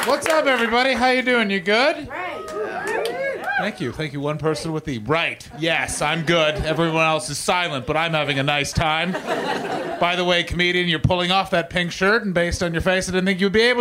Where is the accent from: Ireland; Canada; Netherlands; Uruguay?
Canada; I'm Canadian, by the way, because all of you suddenly turned being like, "That's not a British